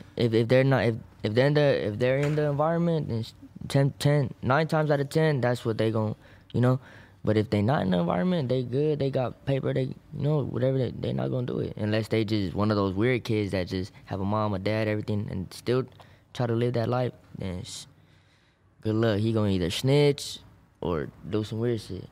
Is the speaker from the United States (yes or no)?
yes; Maywood, California, United States; I'm from Parkside, Maywood, Huntington Park